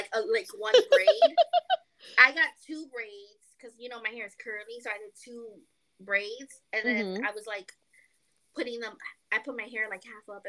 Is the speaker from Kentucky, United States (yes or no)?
no; New York, United States; I'm from New York